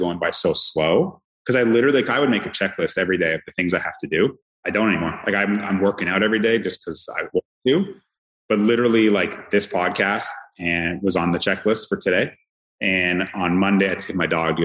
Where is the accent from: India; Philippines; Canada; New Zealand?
Canada; moved away as an adult; now in Jacksonville, United States; growing up in Canada